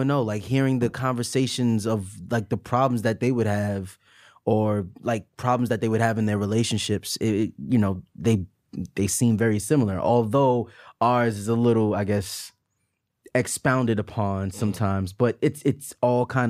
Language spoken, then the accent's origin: English; New York City, New York, United States; I grew up in Staten Island